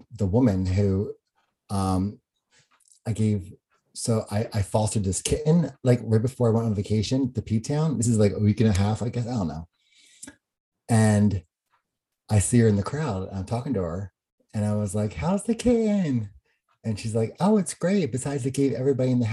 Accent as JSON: {"language": "English", "region": "New Jersey", "country": "United States", "tie": "born or raised there", "moved": "yes", "said": "I went over to Jersey and there was this like street festival thing going on in my hometown"}